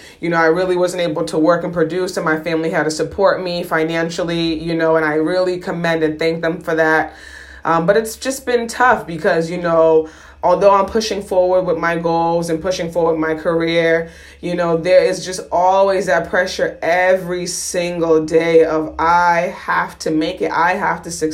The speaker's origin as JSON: {"language": "English", "country": "United States", "said": "being first generation American"}